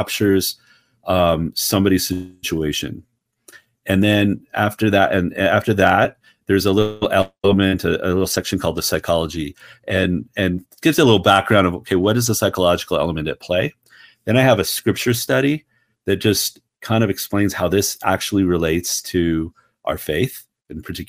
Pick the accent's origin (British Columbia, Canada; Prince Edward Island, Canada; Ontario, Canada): Ontario, Canada; Ottawa; moved away as an adult; now in United States; I'm originally from Ottawa, Canada